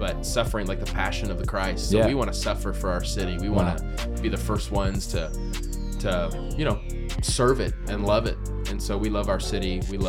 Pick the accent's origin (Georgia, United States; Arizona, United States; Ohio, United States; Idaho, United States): Arizona, United States; Queen Creek; where I was raised in Queen Creek.